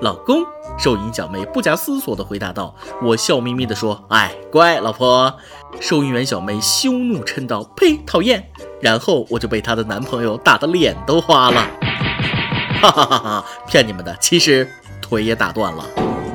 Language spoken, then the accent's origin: Chinese; China; 我们中国人